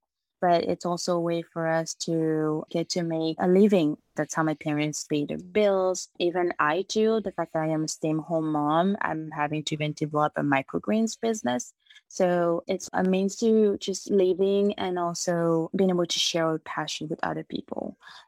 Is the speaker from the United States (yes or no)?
no; Republic of the Congo; moved away; So my family, we're actually originally from the Republic of Congo. We moved here in 2010, and my parents have always farmed, so this is nothing new to me.